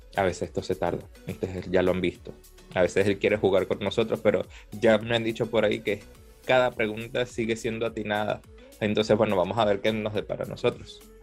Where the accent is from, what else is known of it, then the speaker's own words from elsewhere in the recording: Venezuela; soy venezolano